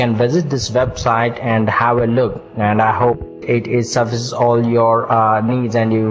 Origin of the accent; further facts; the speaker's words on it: Bangalore, Karnataka, India; I'm 28 years old and I'm from Bangalore, India.